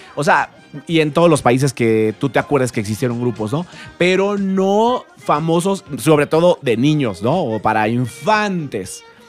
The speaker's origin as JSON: {"language": "Spanish", "country": "Mexico", "said": "en mi país, La Voz México"}